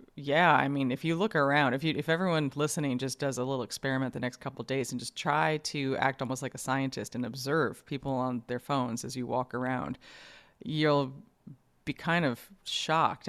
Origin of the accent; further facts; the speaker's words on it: New York, United States; I grew up in New York